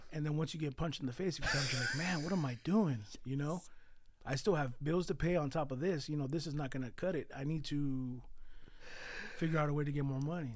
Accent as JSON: {"language": "English", "town": "San Jose", "region": "California", "country": "United States", "tie": "born or raised there", "also_born_or_lived": "Mexico", "said": "I was born in Mexico. Um, I was brought here at three years old. Um, and I was born, oh, sorry, well, I was raised on the east side of San Jose"}